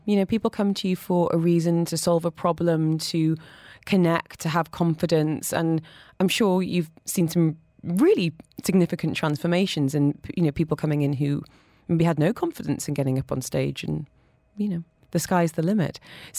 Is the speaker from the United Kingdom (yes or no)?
no; Dubai, United Arab Emirates; I speak rubbish French and English all right. But growing up in Dubai, I look at my kids and think, gosh, your friends are amazing.